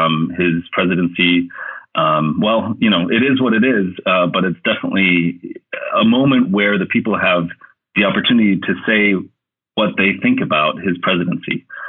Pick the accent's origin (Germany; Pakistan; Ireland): Germany; now in Sweden; And that's something that I didn't experience growing up in Germany in the same way.